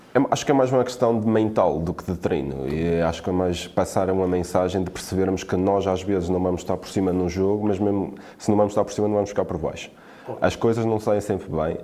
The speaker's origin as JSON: {"language": "Portuguese", "town": "Quintela", "country": "Portugal", "said": "eu sou de Quintela"}